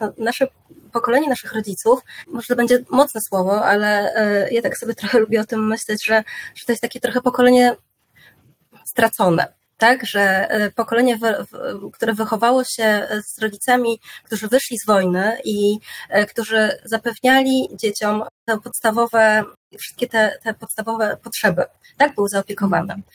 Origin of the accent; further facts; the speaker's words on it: Janowiec nad Wisłą, Lublin Voivodeship, Poland; now in Warsaw, Poland; ja pochodzę z małej miejscowości, z Janowca nad Wisłą, na Lubelszczyźnie